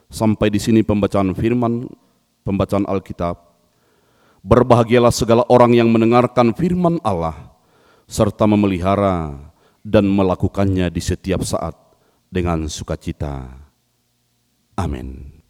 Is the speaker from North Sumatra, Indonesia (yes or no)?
yes; Padangsidimpuan, North Sumatra, Indonesia; dari Sumatera Utara, Kota Padang Sidimpuan. Uh, saya adalah suku Angkola